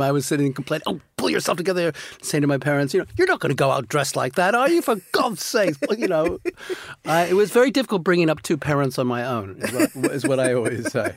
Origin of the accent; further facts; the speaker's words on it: United States; moved away; I'm an American